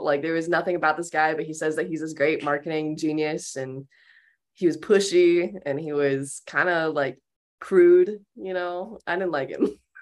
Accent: Pueblo, Colorado, United States; I was born in Pueblo, Colorado in nineteen ninety-nine, and, um, I've never left Pueblo

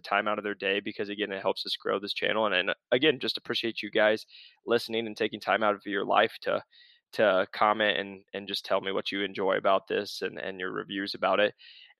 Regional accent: Iowa, United States; So I don't tell people I'm from Iowa anymore. I have to tell them I'm from Arizona because I'm a wimp.

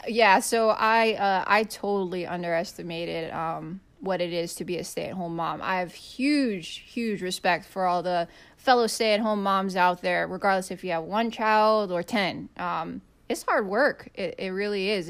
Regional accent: Kona, Hawaii, United States; moved away; like my husband, I grew up on the Big Island, uh, grew up in Kona.

